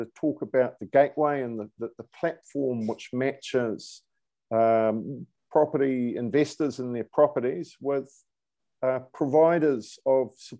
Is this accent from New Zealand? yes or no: yes; New Zealand; moved away as an adult; now in United Kingdom; I'm a New Zealander. I've been over this side of the world since 2007